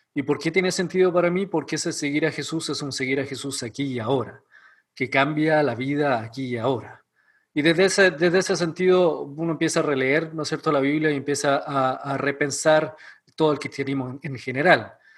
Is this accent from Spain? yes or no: no; Chile; moved away as an adult; also born or lived in Ecuador; now in Elkhart, United States; soy chileno. Eh, viví casi toda mi vida en Chile